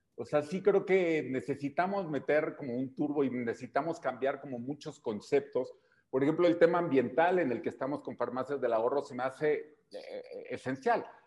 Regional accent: Mexico; como mexicanos

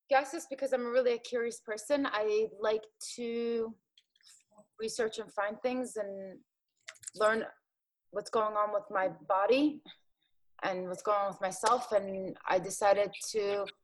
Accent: Philadelphia, Pennsylvania, United States; also born or lived in Jordan; I lived in South Philly. So I'm back to my hometown

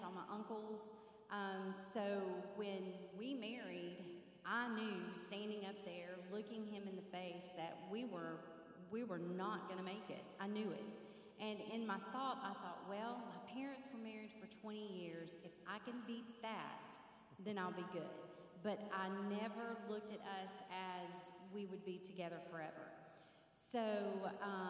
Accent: Marietta, Georgia, United States; I grew up in Marietta, Georgia, and I have two sisters

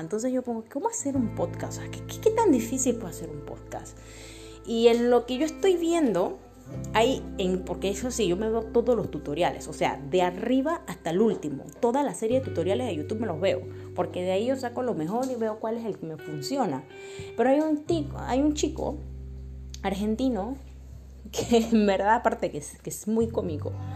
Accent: Panama; moved away as an adult; also born or lived in Paris, France; now in Barcelona, Spain; Yo soy panameña, vivo en Europa ya hace 7 años

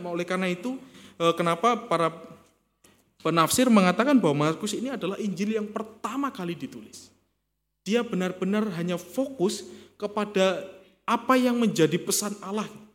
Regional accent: Kediri, East Java, Indonesia; born or raised there; moved away

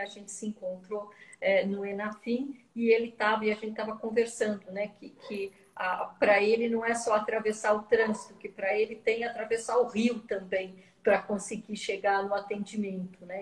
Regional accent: São Paulo, Brazil; Eu sou de São Paulo

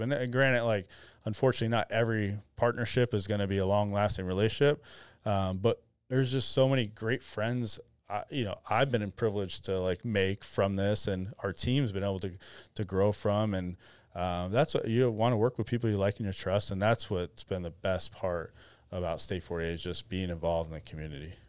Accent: Arizona, United States; I was born and raised in Arizona, which was unique.

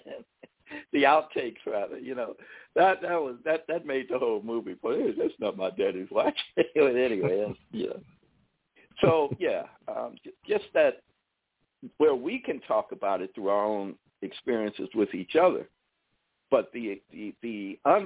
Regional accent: Chicago, Illinois, United States; we grew up in Chicago at the time when it was very geographically segregated

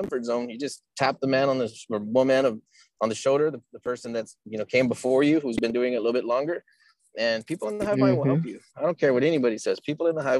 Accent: Texas, United States; I'm from Texas

